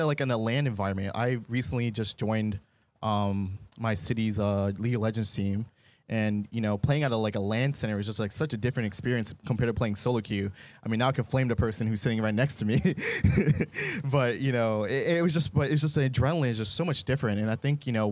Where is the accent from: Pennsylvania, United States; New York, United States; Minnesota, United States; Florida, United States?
Florida, United States; Jacksonville; Jacksonville, Florida